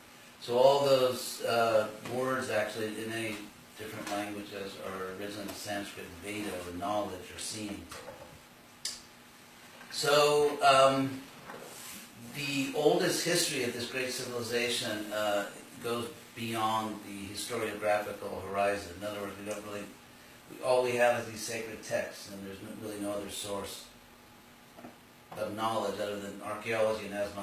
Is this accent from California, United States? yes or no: yes; Los Angeles, California, United States; I was born with the name …, and I was born in Los Angeles.